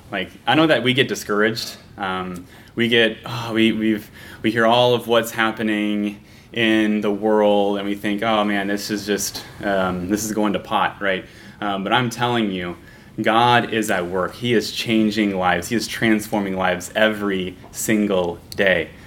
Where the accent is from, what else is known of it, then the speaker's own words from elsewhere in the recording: Kansas, United States; I'm from Kansas